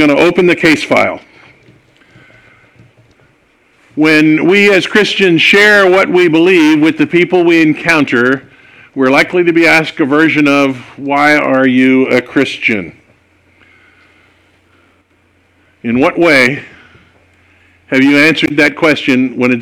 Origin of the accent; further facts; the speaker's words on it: California, United States; I'm a Californian. I was born and raised here.